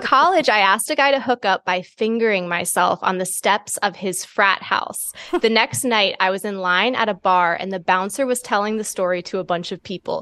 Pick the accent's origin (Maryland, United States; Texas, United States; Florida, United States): Maryland, United States; My family, we're from Maryland, but we're not city people.